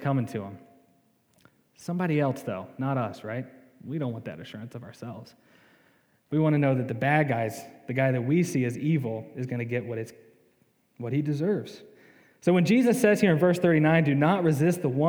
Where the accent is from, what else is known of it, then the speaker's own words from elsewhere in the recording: the South, United States; I'm from the South